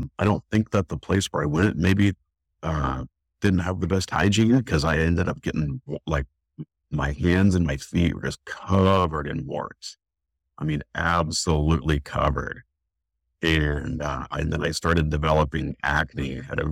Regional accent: Oregon City, Oregon, United States; also born or lived in Reno, Nevada; I was born in Reno, Nevada. And I think when I was about 5, I moved up to the Northwest and to Oregon, into Oregon City with my mom

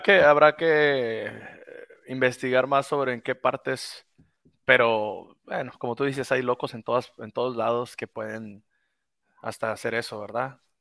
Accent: Mexico; aquí en mi país

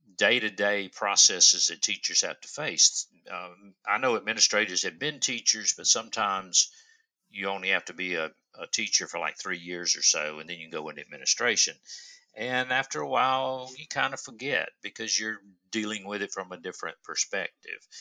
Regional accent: Upstate South Carolina, United States; I am from the upstate of South Carolina. I'm sure you can't tell by my accent.

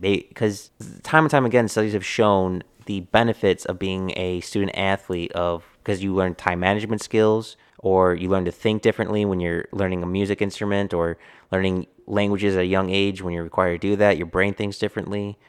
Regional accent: Texas, United States; I am a Texan

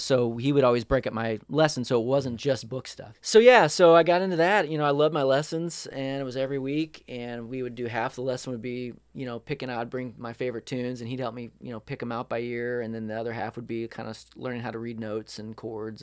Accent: St. Louis, Missouri, United States; moved away as an adult; also born or lived in Nashville; I grew up in Saint Louis, Missouri, in the Midwest

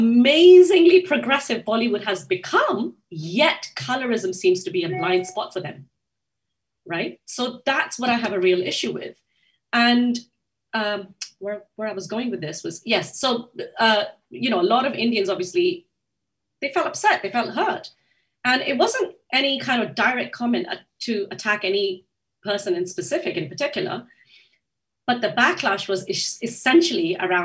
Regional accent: Japan; Growing up in Japan, I used to remember waiting for those, you know, those video cassettes

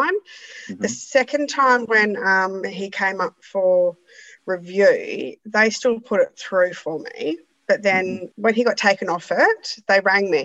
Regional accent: Perth, Western Australia, Australia; I'm from Perth

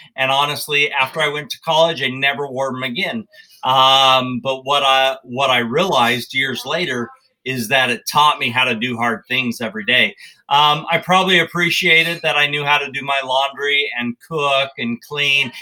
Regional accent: Wyoming, United States; I grew up in Wyoming

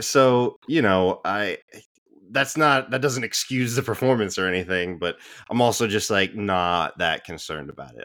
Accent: United States; as American sports fans

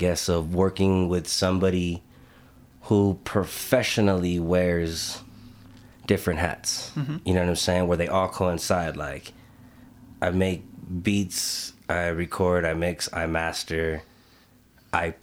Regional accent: Los Angeles, California, United States; moved away as an adult; also born or lived in Albuquerque, New Mexico; now in Bernalillo, United States; I'm originally from Los Angeles, born and raised California, Los Angeles. You know, I moved out to Albuquerque 2012

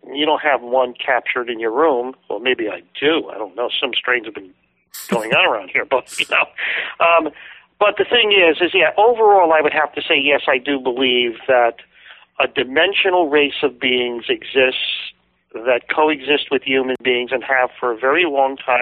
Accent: United States; I'm from the United States

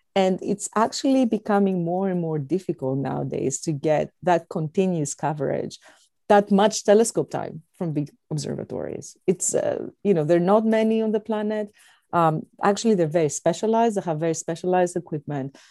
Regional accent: Athens, Attica, Greece; moved away as an adult; also born or lived in Indiana, United States; now in United States; I was born and raised in Athens, Greece

